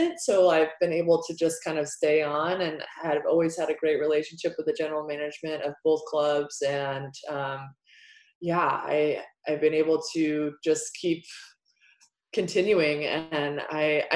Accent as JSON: {"language": "English", "country": "United States", "said": "as an American athlete"}